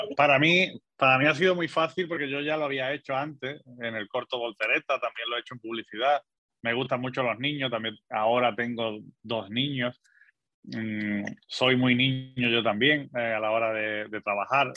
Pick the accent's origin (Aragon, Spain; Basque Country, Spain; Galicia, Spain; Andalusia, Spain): Andalusia, Spain; Algeciras; moved away as an adult; also born or lived in United States; desde los 18 años ya me fui de Algeciras, pero siempre he ido volviendo por vacaciones o para ver a mi familia que está allí